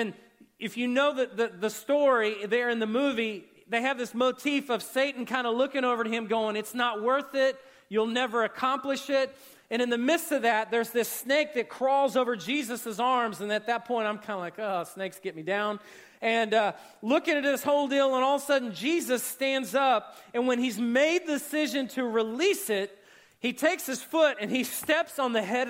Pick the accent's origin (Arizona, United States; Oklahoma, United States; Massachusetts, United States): Oklahoma, United States; Oklahoma City; I grew up in Oklahoma City, but we grew up in this little bitty house